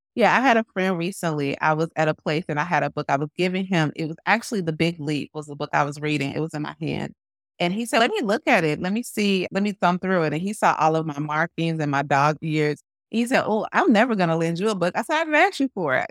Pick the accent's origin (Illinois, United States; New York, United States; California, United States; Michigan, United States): Illinois, United States; Chicago; I'm a Chicagoan as well